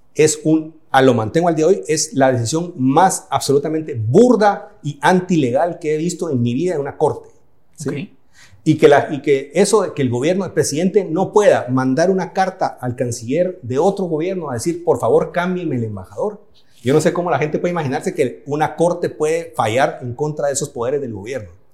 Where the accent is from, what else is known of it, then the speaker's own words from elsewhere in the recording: Guatemala; moved away as an adult; also born or lived in Switzerland / Germany / Italy; Yo hice una parte de mi carrera fuera de Guatemala